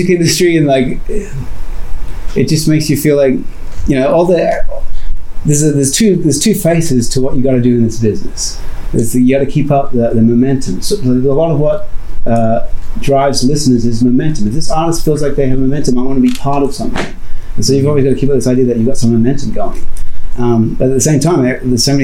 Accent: Brisbane, Queensland, Australia; moved away as an adult; now in San Diego, United States; that was my hometown.

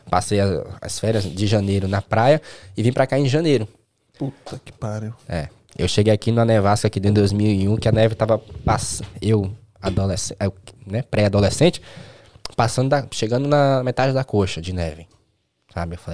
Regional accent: Recife, Pernambuco, Brazil; Tava em Recife. É, sou de Recife, natural de Recife.

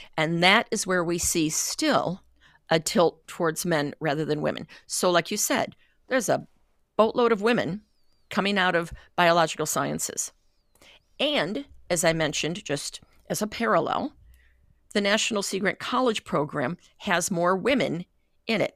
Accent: Great Lakes, United States; I'm from the Great Lakes

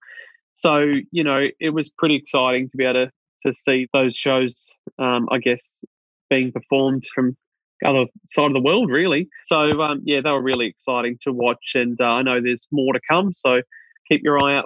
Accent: Australia; I'm Australian

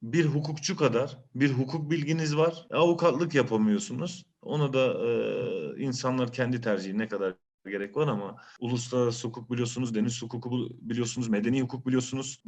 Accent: Bursa, Turkey; doğma büyüme Bursa.

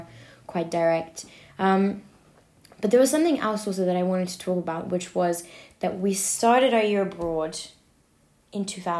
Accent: London, United Kingdom; moved away as an adult; now in Paris, France; I grew up in London.

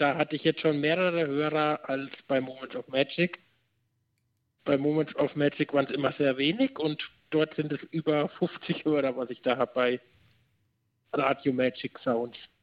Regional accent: Bavaria, Germany; bei uns in Bayern

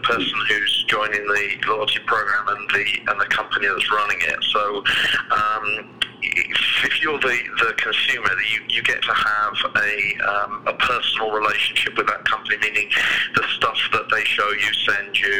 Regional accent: United Kingdom; moved away as an adult; now in United States; as you can probably tell from my accent, I'm not originally from around here. I was born in the UK, just to the south of London

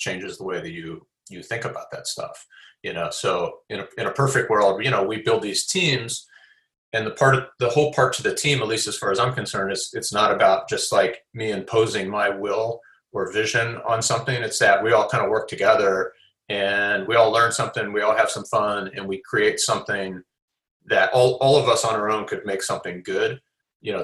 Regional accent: Midwest, United States; now in Pasadena, United States; especially as a Midwesterner. You know, I can kind of, you know, live in a, you know, I live in Pasadena, so it's a little suburban and quiet and there's trees

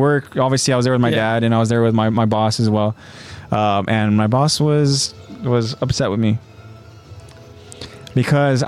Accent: California, United States; I'm from California

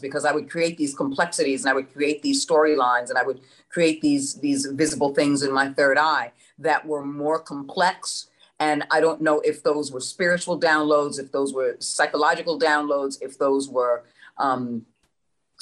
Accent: New York City, New York, United States; moved away; I was from the New York area

